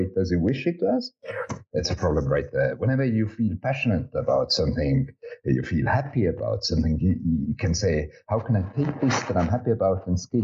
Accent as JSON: {"language": "English", "country": "Estonia", "said": "I'm originally from Estonia"}